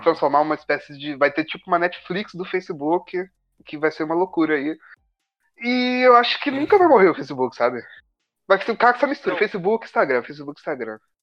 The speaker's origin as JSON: {"language": "Portuguese", "region": "Minas Gerais", "country": "Brazil", "moved": "yes", "lives_now": "Rio de Janeiro, Brazil", "said": "Eu tava em Minas ainda, eu sou mineiro"}